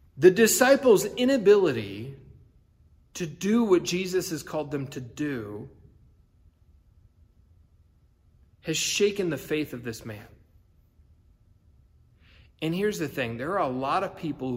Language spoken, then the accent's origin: English; United States; as us as American Christians